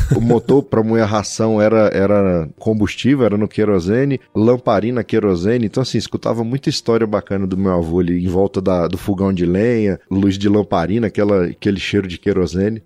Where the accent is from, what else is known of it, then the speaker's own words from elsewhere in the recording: Taguatinga, Federal District, Brazil; Nasci na cidade, né, em Taguatinga, uma... morava em Taguatinga, meus pais, é uma cidade satélite aqui de Brasília.